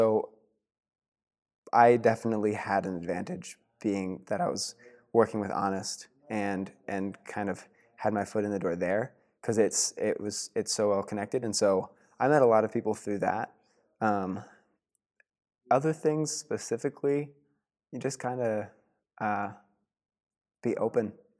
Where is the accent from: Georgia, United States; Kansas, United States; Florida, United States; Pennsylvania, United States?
Pennsylvania, United States; obviously growing up in Pennsylvania, I had a really solid community, friends in high school